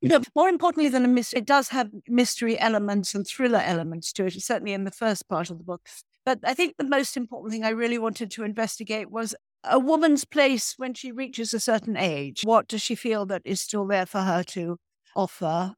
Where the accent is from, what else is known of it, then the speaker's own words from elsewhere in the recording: Ireland; also born or lived in Provence; I am Irish